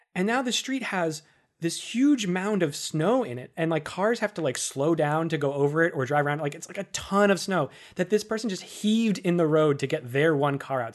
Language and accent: English; Worcester, Massachusetts, United States; born or raised there; moved away as an adult; also born or lived in Boston; now in New York City, United States